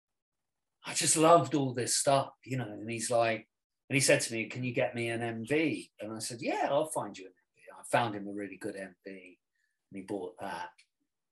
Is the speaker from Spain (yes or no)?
yes; Spain; now in London, United Kingdom; I grew up in Spain